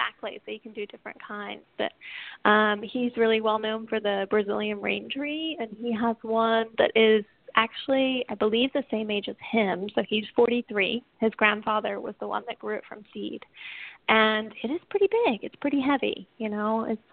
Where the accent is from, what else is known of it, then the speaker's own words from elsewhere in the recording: England, United Kingdom; accent: English/Southern; now in United States; I'm actually from England originally, but I have been in the States for a long time. So my accent tends to go all over the place between English and Southern and anything in between, you know.